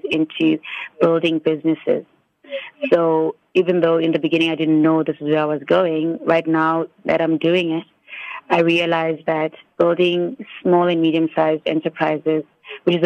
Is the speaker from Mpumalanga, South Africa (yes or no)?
yes; Standerton, Mpumalanga, South Africa; I was born in Standerton, Mpumalanga, on a leap day